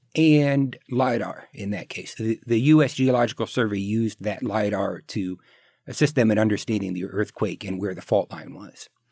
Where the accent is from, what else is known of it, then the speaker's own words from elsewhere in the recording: New Haven, Connecticut, United States; I was born in New Haven, Connecticut, when my father was a Gibbs professor at Yale